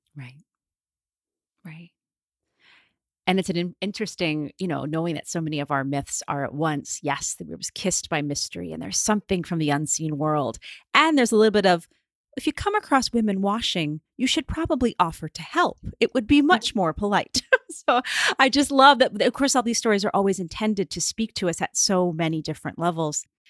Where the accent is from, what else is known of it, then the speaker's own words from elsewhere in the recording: United States; being an American